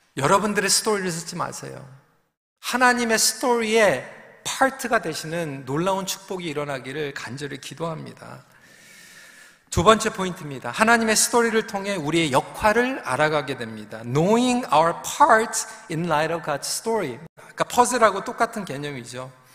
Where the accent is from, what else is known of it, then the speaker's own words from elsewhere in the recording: Seoul, South Korea; 저도 영등포에서 태어났습니다.